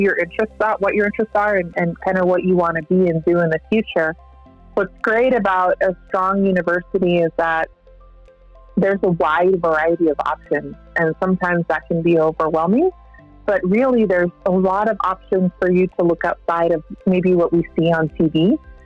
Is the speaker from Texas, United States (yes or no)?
yes; El Paso, Texas, United States; moved away as an adult; also born or lived in South Bend, Indiana; I live in El Paso, Texas, currently. That's where I was born and raised